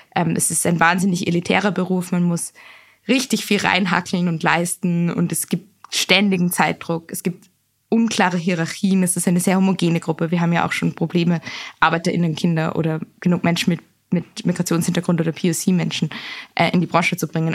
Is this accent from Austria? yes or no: yes; Vienna, Austria; Ich bin in Wien aufgewachsen